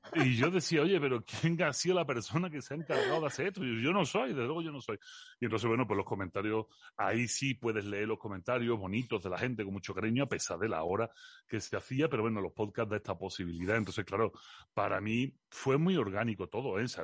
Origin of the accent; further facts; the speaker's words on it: Seville, Andalusia, Spain; accent: Andalusian; moved away as an adult; also born or lived in Belgium / Los Molares, Spain; now in Mexico; nací en Bélgica porque mis padres, mi madre es de Jaén y mi padre es sevillano Allí se fueron por cuestiones de la vida y de un señor que, que, inauguraba Pantano. Y mm, allí nací yo y en el año 82 recabé, recabé en Sevilla, en el barrio de San Diego